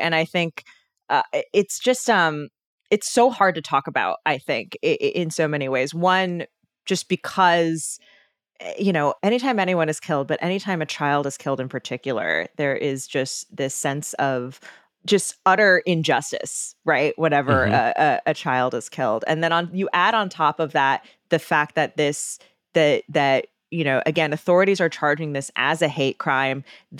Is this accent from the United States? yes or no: yes; Chicago, Illinois, United States; as a Chicagoan of like, you know, what am I supposed to do?